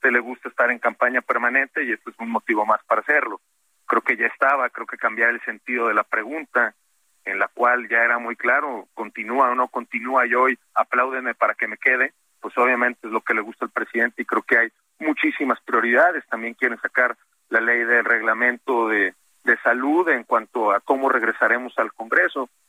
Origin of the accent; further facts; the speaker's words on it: Mexico; como mexicanos nos une es eh, reducir esa brecha de desigualdad